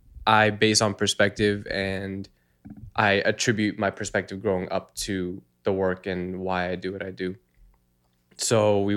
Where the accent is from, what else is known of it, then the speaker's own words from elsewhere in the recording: Massachusetts, United States; I grew up in Massachusetts.